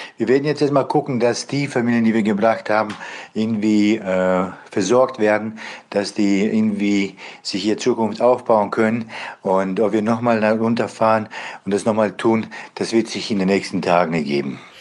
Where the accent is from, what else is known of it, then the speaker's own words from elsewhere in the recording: Bosnia & Herzegovina; now in Germany; Ich komme ursprünglich selber aus Bosnien